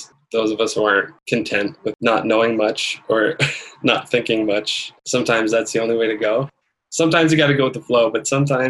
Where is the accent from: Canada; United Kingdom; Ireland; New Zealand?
Canada; don't necessarily identify as a Canadian, but if I had to answer that question point blank, I would say, I guess so. I've only ever lived here. I was born here.